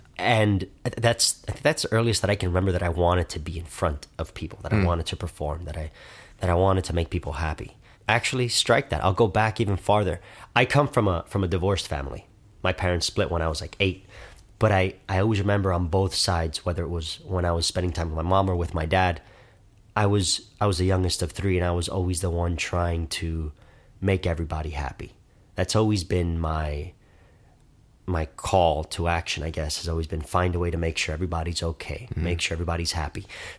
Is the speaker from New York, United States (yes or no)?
no; Miami, Florida, United States; Miami, Florida.